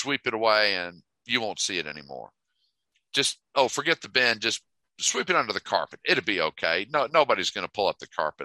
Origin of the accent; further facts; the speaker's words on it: United States; as an American